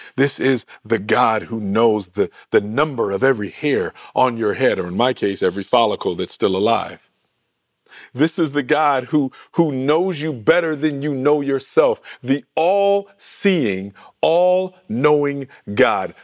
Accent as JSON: {"language": "English", "region": "Michigan", "country": "United States", "tie": "born or raised there", "said": "my home state of Michigan"}